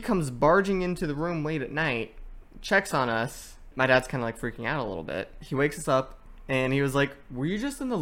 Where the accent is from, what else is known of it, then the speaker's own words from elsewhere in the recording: Manteca, Brentwood, Discovery Bay, California, United States; also born or lived in San Francisco / Los Angeles / Anaheim; we moved from Manteca to Brentwood to Discovery Bay